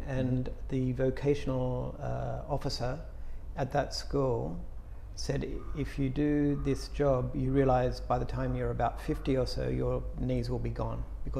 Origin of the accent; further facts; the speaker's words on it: Sydney, New South Wales, Australia; I'm from Sydney. Australia.